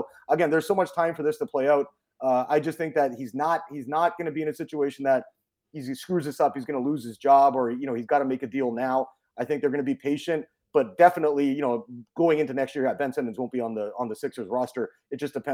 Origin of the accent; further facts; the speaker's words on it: Vancouver, British Columbia, Canada; moved away as an adult; I grew up in Vancouver, Canada